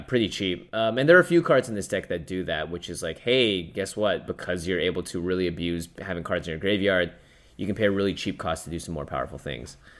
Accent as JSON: {"language": "English", "town": "Seattle", "region": "Washington", "country": "United States", "tie": "born or raised there", "said": "I grew up in Seattle."}